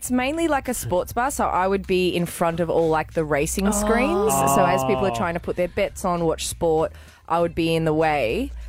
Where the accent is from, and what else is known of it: Gold Coast, Queensland, Australia; born or raised there